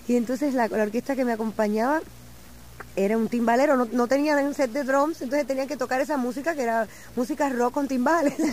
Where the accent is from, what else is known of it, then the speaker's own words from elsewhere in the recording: Arecibo, Puerto Rico; now in New York, United States; Sí, yo nací en Arecibo.